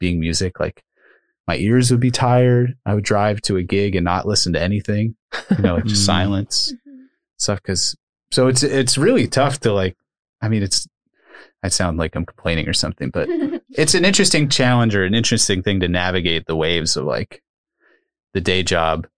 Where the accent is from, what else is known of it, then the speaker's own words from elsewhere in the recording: Upper Bucks County, Pennsylvania, United States; also born or lived in Lehigh Valley; I grew up in Upper Bucks County